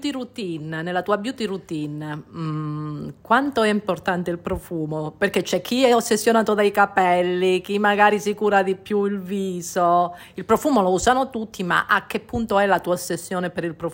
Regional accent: Calabria, Italy; le origini, la calabresità.

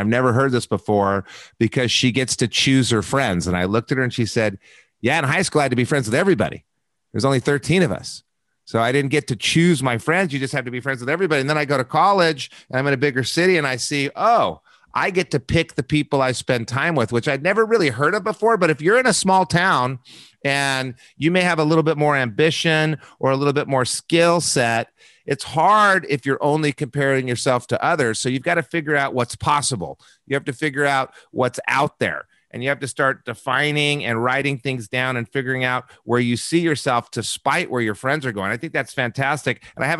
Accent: Albuquerque, New Mexico, United States; I grew up in Albuquerque, New Mexico. Wonderful people I grew up with.

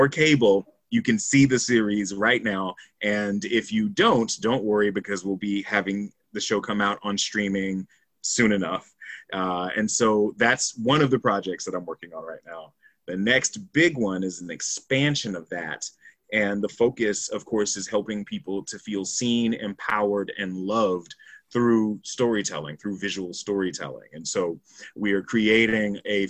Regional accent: Jacksonville, Florida, United States; moved away as an adult; now in Canada; I'm originally from Jacksonville, Florida

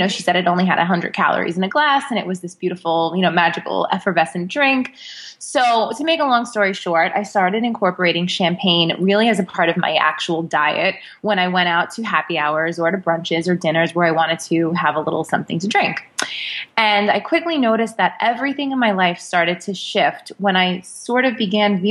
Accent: New York, United States; I am a New Yorker

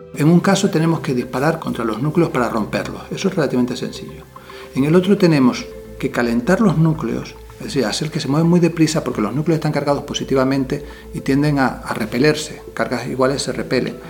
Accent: Canary Islands, Spain; las costas de mi tierra, Canarias

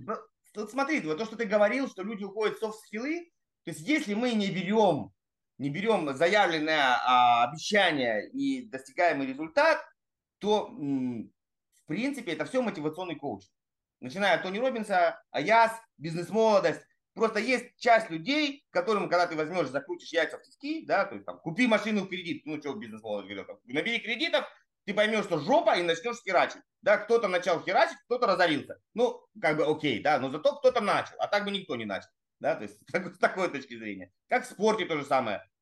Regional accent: Russian Far East, Russia; also born or lived in Saratov / Magdagachi, Amur Oblast / Ussuriysk, Primorsky Krai / Vladivostok; я родился в Саратове, это просто вообще сразу, э, знаете, для всех разрыв шаблона. А потом меня в три месяца увезли сначала в Амурскую область, поселок Магдагачи, потом в, в Уссурийск

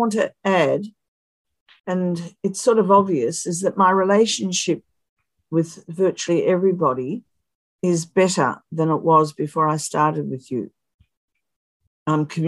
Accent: Australia; I'm Australian

